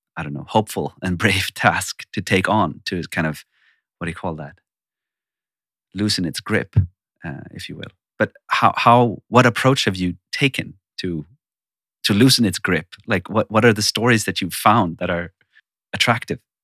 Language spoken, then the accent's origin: English; Sweden; I'm born and raised in Sweden